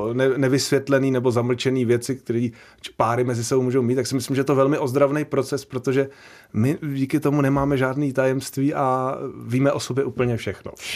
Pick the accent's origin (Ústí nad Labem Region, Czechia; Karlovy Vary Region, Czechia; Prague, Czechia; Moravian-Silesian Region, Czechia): Prague, Czechia; on bydlel s náma v domě, když jsem byl malý ve Strašnicích